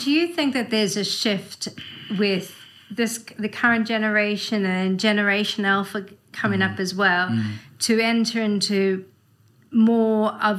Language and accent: English; South Africa; moved away; I'm from South Africa originally